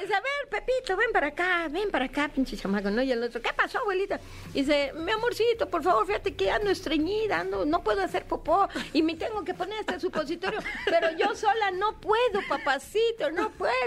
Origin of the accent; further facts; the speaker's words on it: Veracruz, Mexico; yo soy de Veracruz, entonces para mí el ratón Crispín era lo máximo